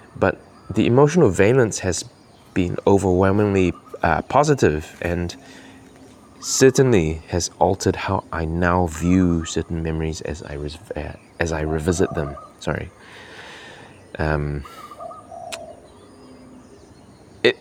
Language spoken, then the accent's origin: English; Kuching, Sarawak, Malaysia; now in New Zealand; returning to my hometown in Kuching and reoccupying physical spaces that I recall from childhood